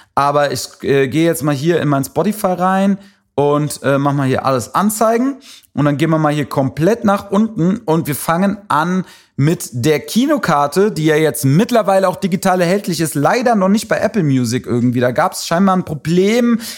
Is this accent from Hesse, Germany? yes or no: yes; Wiesbaden, Hesse, Germany; also born or lived in Frankfurt; Ist ja so meine Heimatstadt, in der ich aufgewachsen bin